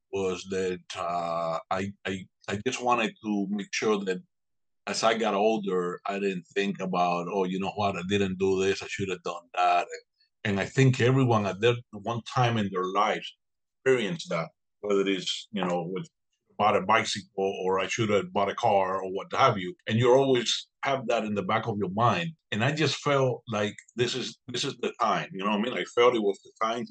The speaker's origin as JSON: {"language": "English", "country": "Cuba", "tie": "born or raised there", "moved": "yes", "lives_now": "Ruskin, United States", "said": "I was born and raised in Cuba"}